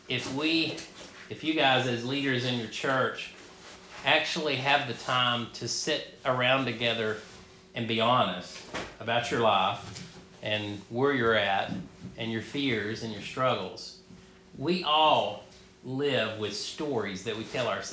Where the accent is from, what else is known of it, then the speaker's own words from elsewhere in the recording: North Georgia, United States; I grew up a Baptist in North Georgia.